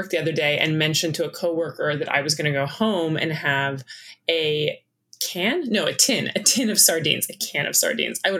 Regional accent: Los Angeles, California, United States; I grew up in Hollywood and I was still living in Hollywood, working in Hollywood around the time that Priuses came online.

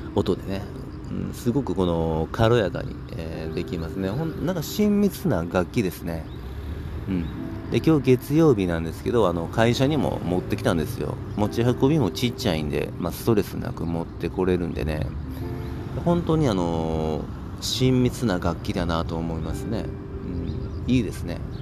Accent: Kobe, Hyogo, Japan; 僕の地元神戸市

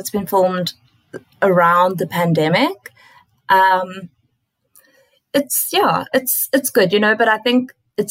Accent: South Africa; now in Australia; as a South African

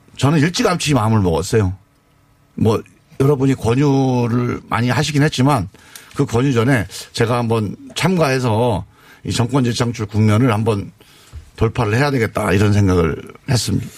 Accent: Chungcheong, South Korea; 제가 이제 충청도 출신인데

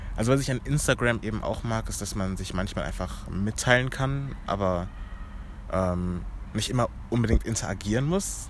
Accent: Germany; Ich bin in Deutschland geboren

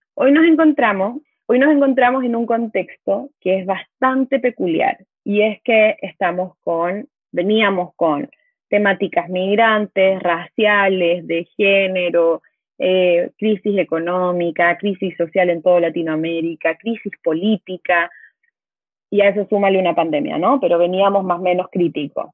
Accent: Chile; moved away as an adult; also born or lived in Mexico; soy chilena, vivo en México desde el 2014, pero la pandemia me trajo de vuelta a mi hogar, a mi patria

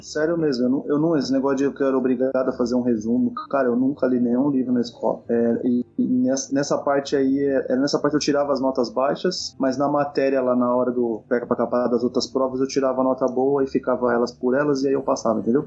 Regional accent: Brazil; como brasileiro, como criança da época

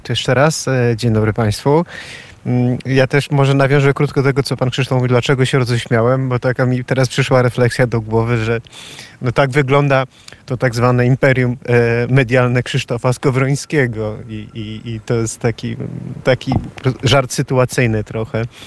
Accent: Poland; moved away as an adult; also born or lived in Ireland; now in Sofia, Bulgaria; wielu nas tutaj Polaków mieszkających

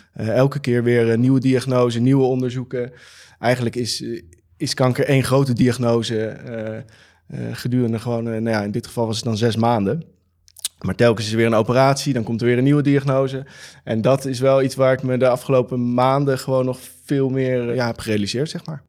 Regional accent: Amsterdam, North Holland, Netherlands; Ik kom uit Amsterdam en we zitten nu in Rotterdam

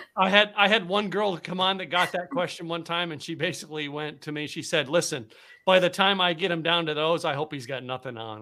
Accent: Pennsylvania, United States; moved away as an adult; also born or lived in Dallas, Texas; I grew up in Pennsylvania

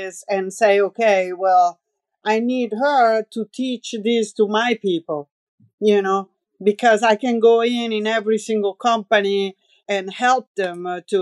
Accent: near Lake Piediluco, Umbria, Italy; accent: Roman; English is a second language; moved away; also born or lived in New York; there is this lago near my hometown. It's called Lago di Piediluco.

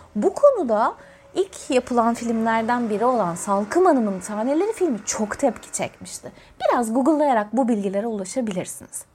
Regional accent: Antalya, Turkey; Ben Antalya'da doğmuş, büyümüş bir beyaz Türk'üm.

